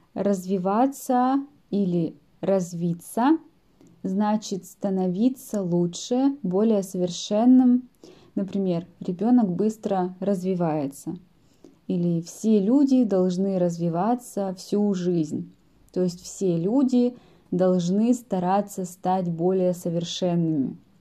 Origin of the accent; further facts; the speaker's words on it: Yekaterinburg, Sverdlovsk Oblast, Russia; мой родной город – Екатеринбург